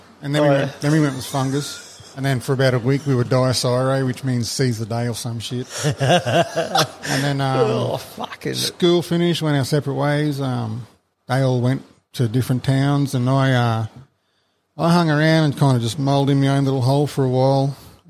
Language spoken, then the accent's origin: English; Australia; also born or lived in Brisbane / Ingham / Adelaide; I was born in Brizzy.